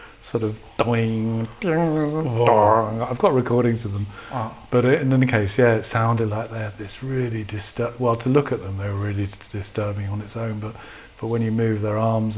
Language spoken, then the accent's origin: English; Sheffield, Yorkshire and the Humber, United Kingdom; moved away as an adult; also born or lived in Brighton; now in Berlin, Germany; I was born in Sheffield